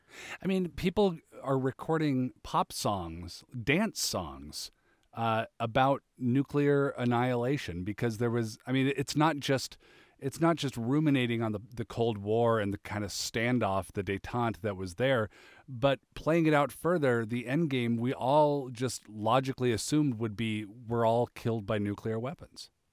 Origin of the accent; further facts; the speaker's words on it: Seattle, Washington, United States; I grew up in Seattle